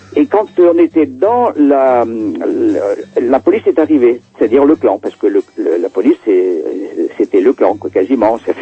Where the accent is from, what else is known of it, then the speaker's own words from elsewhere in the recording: France; moved away; moi je suis français, je suis européen, je, ne suis pas, je suis pas né ici